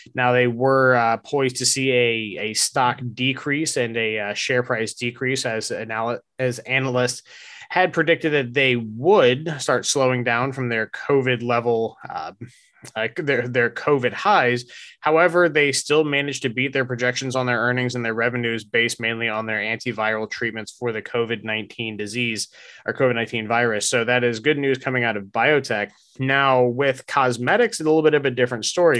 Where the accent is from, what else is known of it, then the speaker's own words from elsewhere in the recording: United States; also born or lived in South Georgia / Largo, Florida; growing up in North Florida and South Georgia